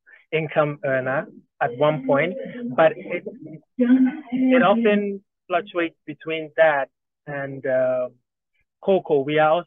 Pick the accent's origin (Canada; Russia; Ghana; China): Ghana; Accra, Greater Accra; I was born in Accra, which is the capital of Ghana. So, and my father also happens to come from, his tribe happens to come from Accra, which is the capital. So yeah, you can see I've been a city boy through and through.